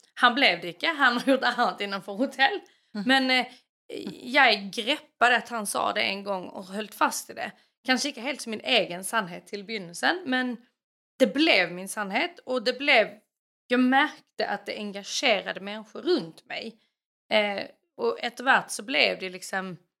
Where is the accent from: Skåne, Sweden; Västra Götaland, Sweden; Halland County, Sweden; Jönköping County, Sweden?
Skåne, Sweden; Kvärlöv; moved away as an adult; now in Norway; jag kommer från Kvärlöv i Skåne utanför en stad eller by som heter Landskrona. uppvuxen på landet med mamma, pappa och en lilla syster.